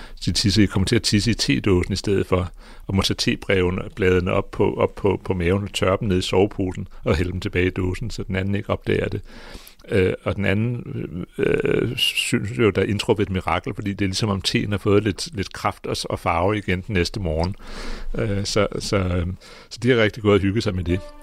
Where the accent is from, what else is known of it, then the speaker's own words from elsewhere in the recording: Greenland; jeg kommer fra Grønland.